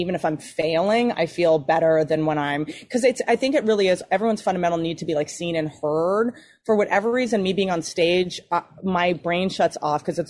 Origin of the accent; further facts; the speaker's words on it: United States; now in Los Angeles, United States; I'm really from Virginia, West Virginia